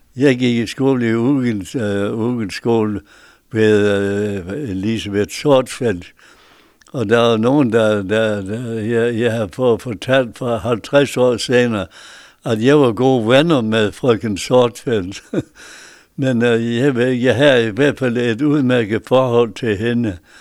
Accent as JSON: {"language": "Danish", "town": "Bjergby", "region": "North Denmark Region", "country": "Denmark", "tie": "born or raised there", "also_born_or_lived": "Mosbjerg", "lives_now": "Hirtshals, Denmark", "said": "På en bundegård i, på Saxtorvej i Bjergby"}